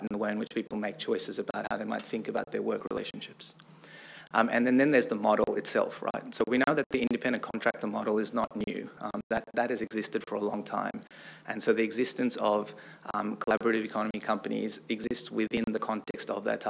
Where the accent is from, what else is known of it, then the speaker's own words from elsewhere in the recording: Australia; also born or lived in San Francisco, United States; now in United States; I'm also Australian, so I'm an Australian that lives and works in America